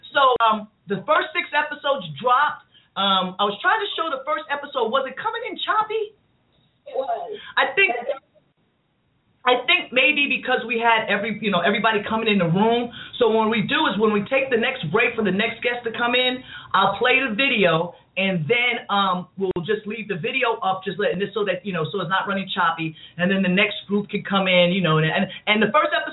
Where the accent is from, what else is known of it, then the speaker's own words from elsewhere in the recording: New York City, New York, United States; I'm from I'm from Queens